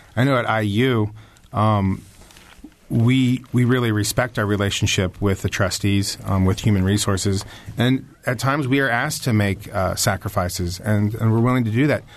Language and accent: English; Springfield, Ohio, United States; I'm from Springfield, Ohio